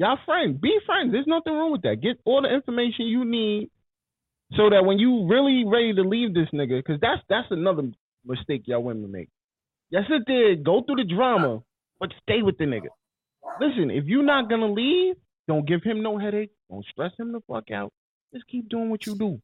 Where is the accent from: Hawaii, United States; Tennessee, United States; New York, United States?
New York, United States; I'm from New York.